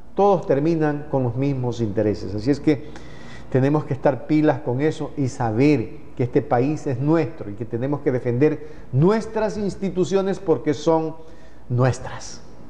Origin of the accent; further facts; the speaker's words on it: Ecuador; somos todos los ecuatorianos